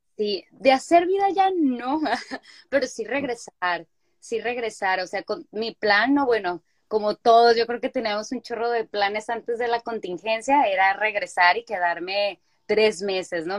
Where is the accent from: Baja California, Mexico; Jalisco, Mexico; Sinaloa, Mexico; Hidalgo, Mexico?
Sinaloa, Mexico; Culiacán; moved away as an adult; also born or lived in Mexico City; now in United States; yo soy originaria de Culiacán, Sinaloa